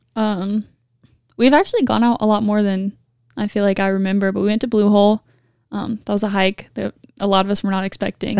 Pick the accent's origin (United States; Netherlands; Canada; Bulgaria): United States; Augusta, Georgia; Augusta, Georgia.